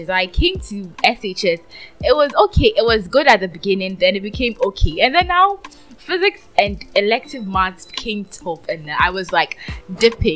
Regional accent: Ghana; I'm Ghanaian, but then I am Akan too

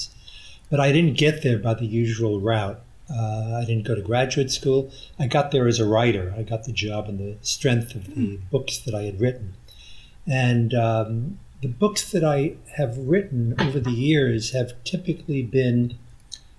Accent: New York City, New York, United States; I'm a New Yorker. I grew up in Brooklyn.

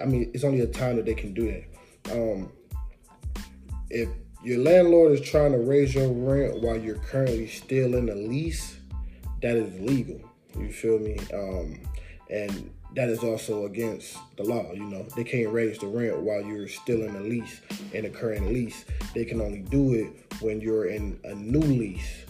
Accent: Detroit, Michigan, United States; I'm from Detroit

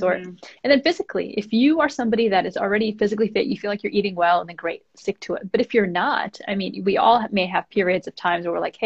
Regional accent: East Coast, United States; moved away as an adult; now in California, United States; I'm from the East Coast

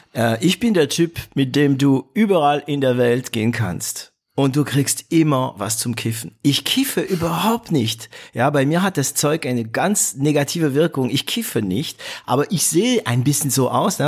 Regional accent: northern France, France; moved away; bei uns in Nordfrankreich

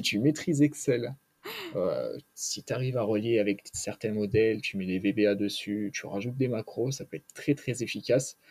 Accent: Grenoble, Auvergne-Rhône-Alpes, France; je suis de Grenoble, j'ai la chance d'avoir les montagnes autour de moi

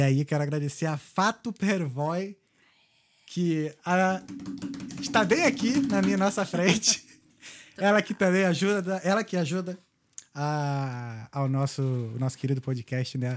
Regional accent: Rio de Janeiro, Brazil; now in Dublin, Ireland; Carioca, flamenguista, com muito orgulho

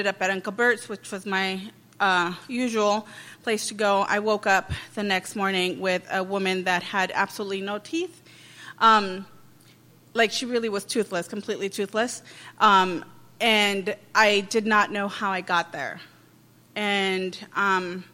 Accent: Los Angeles, California, United States; I'm from East LA.

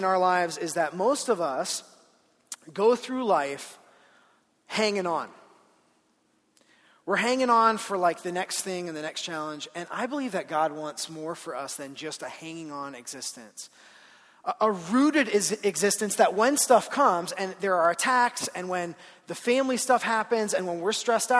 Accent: Ohio, United States; moved away as an adult; now in Colorado, United States; I grew up in Ohio

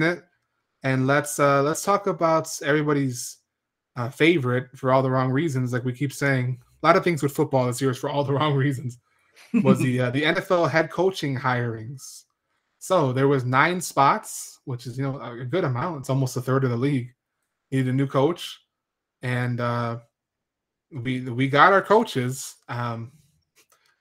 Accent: Chicago, Illinois, United States; Bears are my hometown team

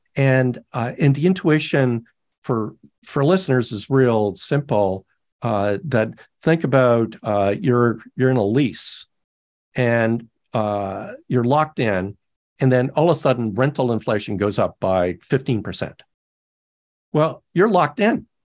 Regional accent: Canada; now in United States; I'm Canadian

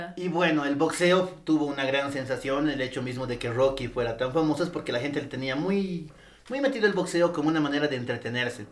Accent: Bolivia; acá eh, seguimos mucho la cultura de México

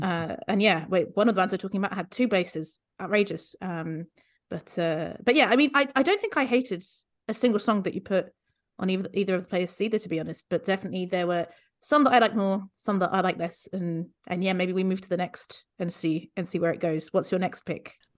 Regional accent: Luxembourg; moved away; I grew up in Luxembourg

